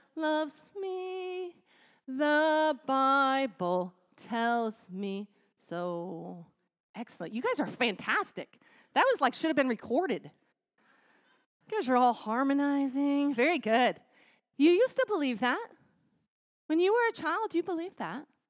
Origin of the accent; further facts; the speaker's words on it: United States; we as American women